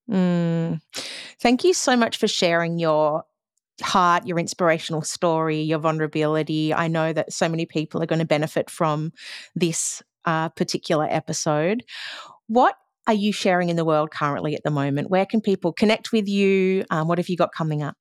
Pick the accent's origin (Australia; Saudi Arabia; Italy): Australia; as an Australian culture, we seem to drink a lot.